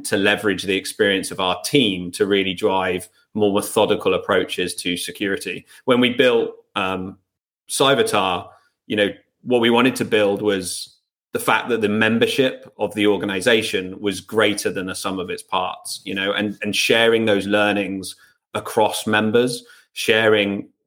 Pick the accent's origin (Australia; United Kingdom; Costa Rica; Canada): United Kingdom; England; I'm English.